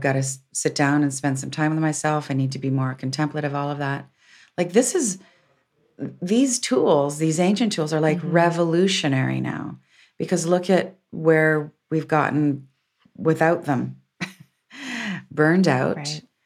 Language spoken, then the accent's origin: English; Windsor, Ontario, Canada; I'm a recovered Catholic growing up in Windsor.